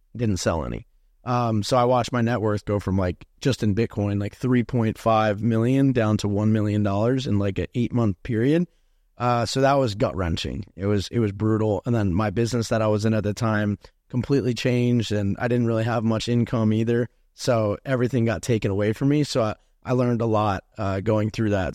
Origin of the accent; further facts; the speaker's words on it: New Jersey, United States; moved away as an adult; now in Miami, United States; I'm from New Jersey